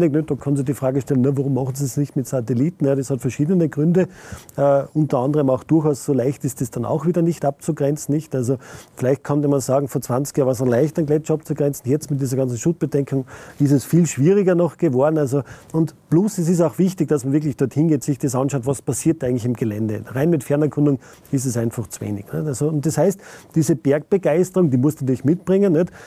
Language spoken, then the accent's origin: German; Saalfelden, Salzburg, Austria; born there; bin ein gebürtiger Saalfeldner und die Messungen an der Pasterze sind aus einer Initiative herausgekommen, die in Saalfelden passiert sind.